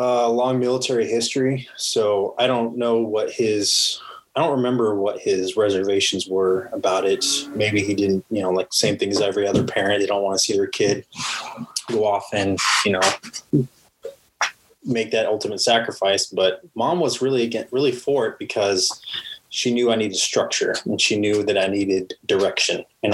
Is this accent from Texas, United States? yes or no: yes; Pflugerville, Texas, United States; also born or lived in Phoenix, Arizona; with my dad at 8 years old. That's when I got to Texas. And then that, I guess you could say I pretty much grew up in Texas. Okay. And that was Pflugerville.